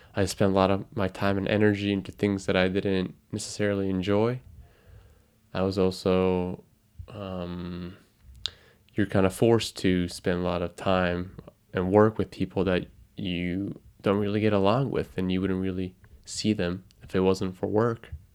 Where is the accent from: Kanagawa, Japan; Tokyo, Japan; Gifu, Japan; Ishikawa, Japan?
Tokyo, Japan; first language Japanese; English is a second language; I am a twenty-five-year-old guy living in Tokyo, Japan, which is my hometown. My mother ta, my, my mother tongue is Japanese.